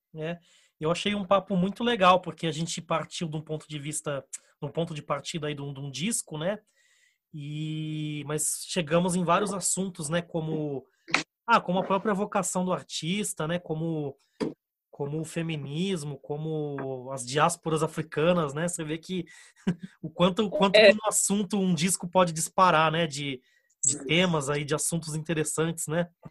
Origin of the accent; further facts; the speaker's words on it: Brazil; existe ainda um fiozinho que, que nos une como brasileiros.